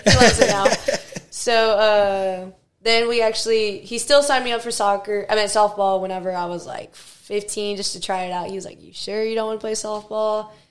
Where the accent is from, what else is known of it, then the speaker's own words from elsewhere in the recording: Victoria, Texas, United States; I'm from Victoria, Texas. A boring place, whatever.